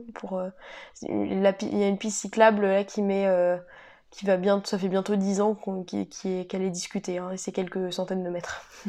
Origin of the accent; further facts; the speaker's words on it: Cesson, France; moved away as an adult; also born or lived in Montpellier; je suis originaire de Cesson